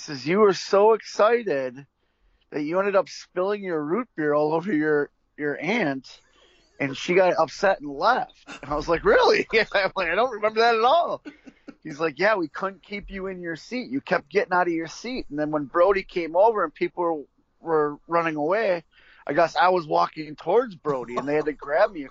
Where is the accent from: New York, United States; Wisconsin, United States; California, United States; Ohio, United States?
Wisconsin, United States; Milwaukee; where I grew up in Milwaukee